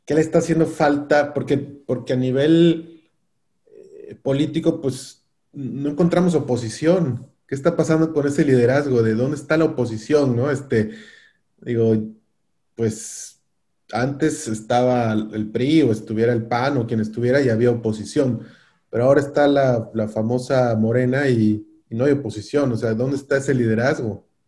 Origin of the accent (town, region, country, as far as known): Mexico